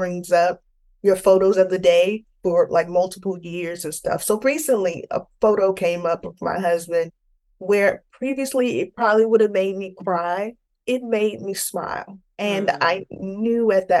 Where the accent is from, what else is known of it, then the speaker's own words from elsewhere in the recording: Tampa, Florida, United States; I grew up in Tampa, Florida